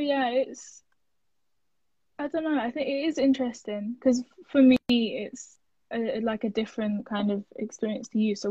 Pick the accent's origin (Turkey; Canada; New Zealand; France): Turkey; English is a second language; now in United Kingdom; I grew up fasting on Ramadan, and I grew up kind of praying with my mom and my grandma when I was in Turkey.